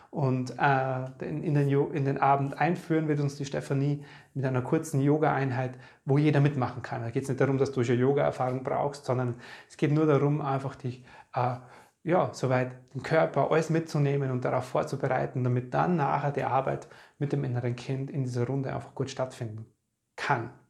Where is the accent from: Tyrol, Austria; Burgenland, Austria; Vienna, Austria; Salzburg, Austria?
Burgenland, Austria; Podersdorf am See; wir waren in meiner alten Heimat in Bodersdorf am Neusiedler See